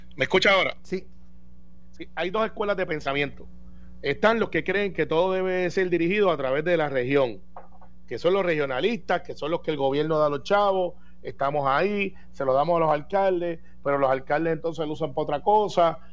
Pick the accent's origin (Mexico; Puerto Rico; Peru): Puerto Rico; also born or lived in United States; Porque nosotros somos puertorriqueños, somos ciudadanos americanos, pero somos también puertorriqueños.